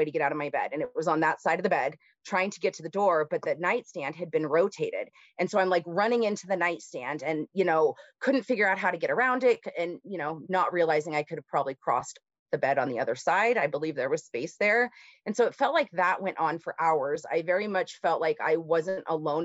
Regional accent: Simi Valley, California, United States; So I grew up in Southern California, a place called Simi Valley. It's in Ventura County. Born there.

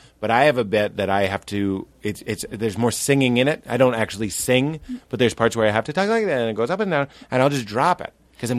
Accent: Los Angeles, California, United States; Hi, I'm from Los Angeles.

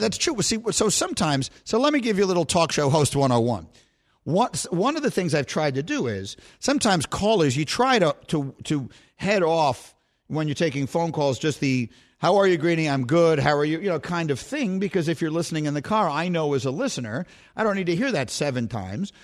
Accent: New York, United States; my hometown

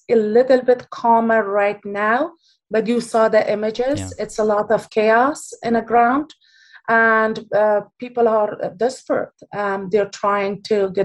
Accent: Afghanistan; now in Bay Area, United States; I am from Afghanistan

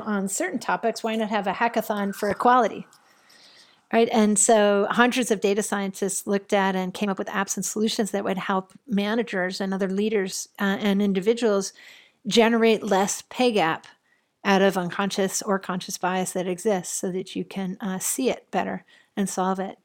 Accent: Buffalo, New York, United States; I grew up in Buffalo, New York

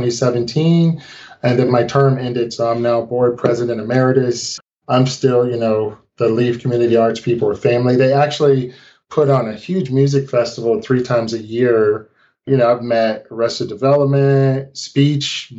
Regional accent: St. Louis, Missouri, United States; I grew up in St. Louis, Missouri

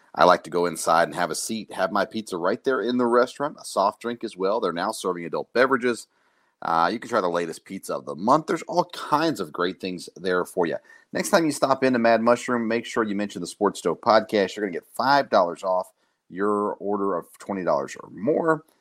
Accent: Murfreesboro, Tennessee, United States; now in Kentucky, United States; I grew up in Murfreesboro

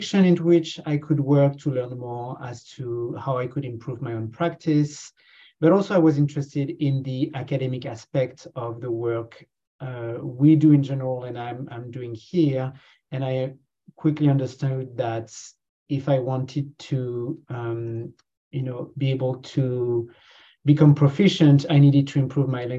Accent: France; accent: French; moved away as an adult; also born or lived in Canada; now in Hamilton, Canada; You know from my accent that I come from France, and I've been here for the past 10 years.

